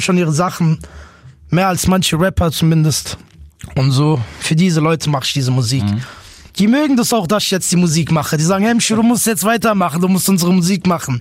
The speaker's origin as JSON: {"language": "German", "town": "Offenbach am Main", "region": "Hesse", "country": "Germany", "tie": "born or raised there", "said": "Ich bin geboren in Offenbach. Ich lebe immer noch da, immer noch in derselben Siedlung"}